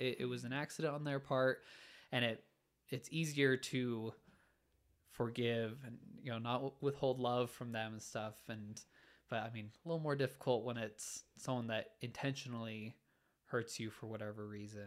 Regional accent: Orem, Utah, United States; I grew up in Orem, Utah.

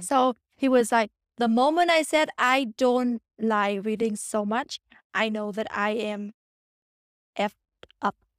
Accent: Vietnam; English is a second language; moved away; I'm from Vietnam

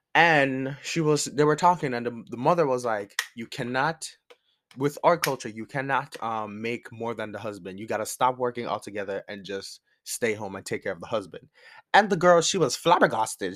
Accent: Jamaica; as a Jamaican, coming from the island

